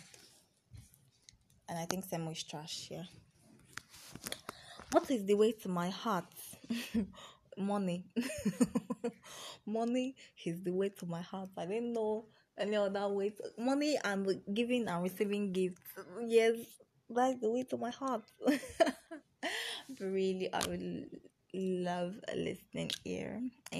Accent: Anambra, Nigeria; I'm Igbo. I'm from Anambra

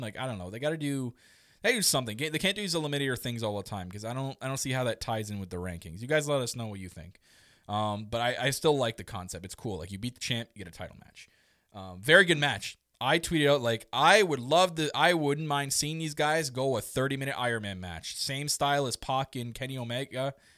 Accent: Canada; Me obviously being Canadian

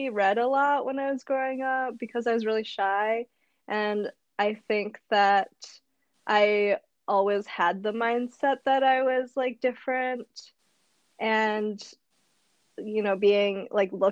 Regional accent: Madison, Wisconsin, United States; moved away as an adult; also born or lived in Japan / Indonesia; in Madison when I was growing up for the first 10 years of my life.

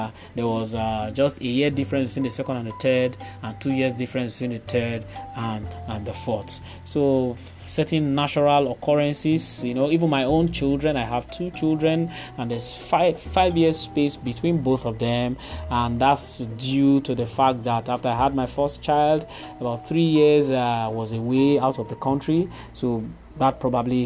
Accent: Warri, Delta, Nigeria; growing up in Warri, somewhere around Igbi Street

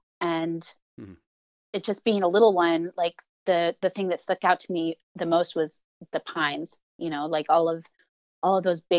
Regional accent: North Bend, Washington, United States; also born or lived in Los Angeles, California, United States; I was born in LA in the San Fernando Valley, and our family moved here in 1974 when I was four.

